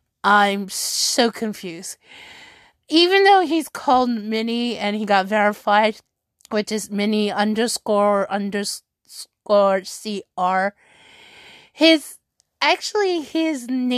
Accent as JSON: {"language": "English", "country": "Peru", "lives_now": "United States", "said": "I'm a pro Clash Royale player for Tribe Gaming in the United States, but I am originally from Peru."}